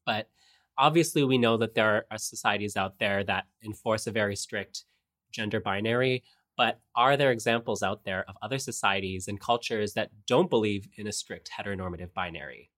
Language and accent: English; Kitchener, Ontario, Canada; Kitchener, my hometown in Ontario